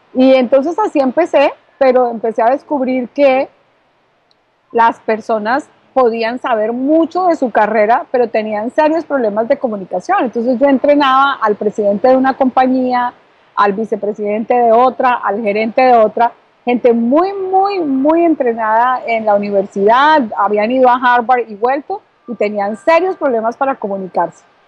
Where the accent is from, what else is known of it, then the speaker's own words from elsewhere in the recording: Bogotá, Colombia; now in Miami, United States; yo soy colombiana, nací en Bogotá y gracias a Dios ahora estoy aquí ubicándome en la ciudad de Miami desde la Florida